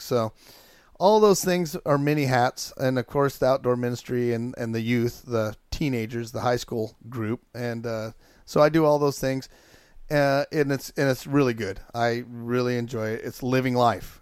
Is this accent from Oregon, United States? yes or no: yes; Chiloquin, Oregon, United States; I grew up in Chilliquin, Oregon